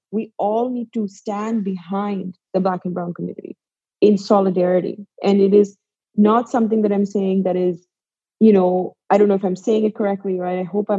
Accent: Pakistan; now in New York, United States; I am from Pakistan. I am a Muslim. I am a woman. I live in New York.

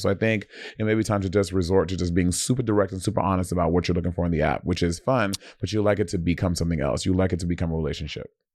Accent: New York City, New York, United States; I'm from Brooklyn

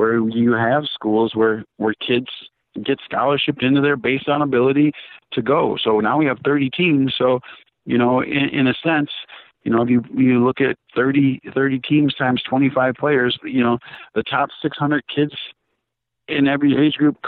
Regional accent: Minnesota, United States; I'm a kid from Minnesota that's played indoor soccer, USL soccer

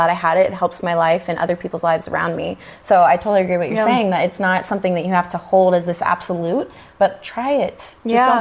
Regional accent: Texas, United States; moved away as an adult; now in California, United States; I'm from Texas originally, and I remember when I was making the decision to move to California, and I was really young at the time

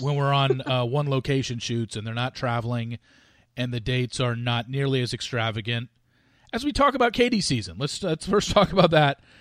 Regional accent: Southern California, United States; I grew up in Southern California.

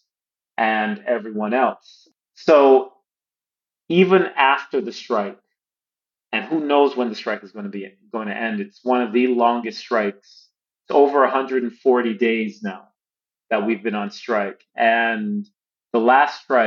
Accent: Boston, Massachusetts, United States; moved away; also born or lived in China; So I'm originally from Boston and I'm a big Boston Celtics fan

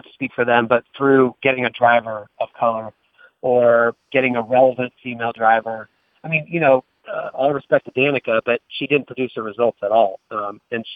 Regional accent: Northern California, United States; moved away as an adult; also born or lived in Rocky Mount, North Carolina; I grew up in Northern California, so we didn't have any NASCAR exposure

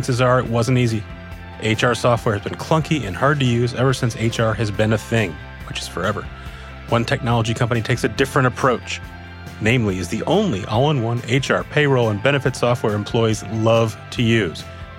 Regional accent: Minnesota, United States; moved away; growing up in Minnesota

